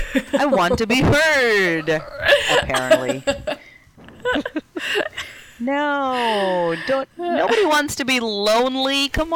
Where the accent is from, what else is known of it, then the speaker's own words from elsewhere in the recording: India; And I'm from India. Lots of cows and lots of boys, but no cowboys.